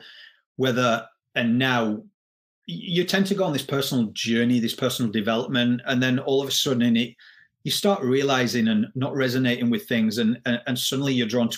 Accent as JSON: {"language": "English", "region": "Yorkshire and the Humber", "country": "United Kingdom", "moved": "yes", "lives_now": "Australia", "said": "I am from England, but I live in Australia"}